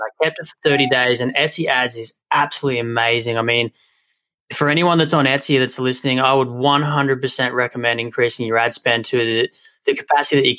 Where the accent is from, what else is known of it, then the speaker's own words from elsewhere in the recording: Australia; moved away; my hometown in Australia